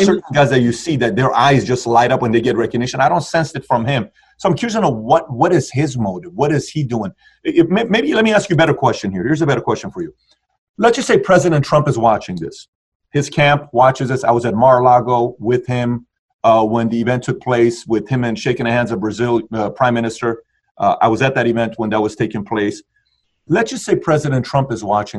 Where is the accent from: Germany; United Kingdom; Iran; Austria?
Iran; moved away; I'm from Iran